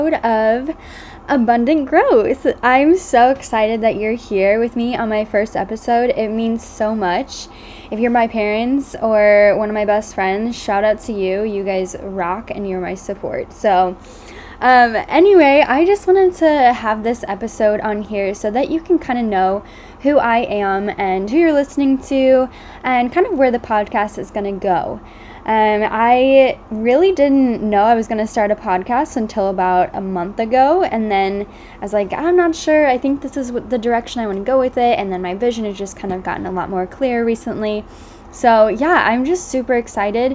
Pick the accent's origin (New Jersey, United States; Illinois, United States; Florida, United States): Illinois, United States; Edwardsville; also born or lived in Austin, Texas / St. Louis, Missouri; I was born in Austin, Texas, and grew up basically right outside St. Louis in Edwardsville, Illinois